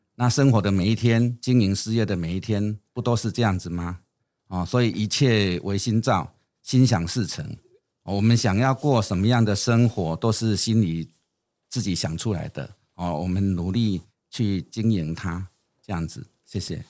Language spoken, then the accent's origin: Chinese; Yunlin County, Taiwan; 我出生在云林的一个很乡下的地方